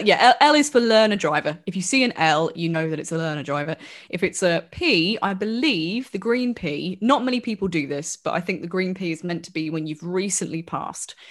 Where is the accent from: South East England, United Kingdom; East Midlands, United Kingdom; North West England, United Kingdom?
East Midlands, United Kingdom; Wellingborough